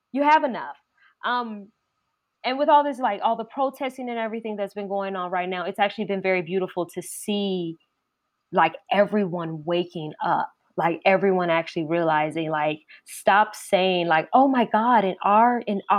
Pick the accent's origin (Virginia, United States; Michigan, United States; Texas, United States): Virginia, United States; Richmond; Like even though I'm from Richmond, Virginia, and I love my hometown, but I'm I I don't really see myself moving back.